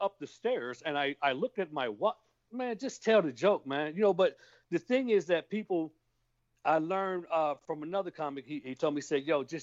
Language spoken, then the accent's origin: English; Kankakee, Illinois, United States; moved away as an adult; now in Texas, United States; I'm from a small town called Kankakee, Illinois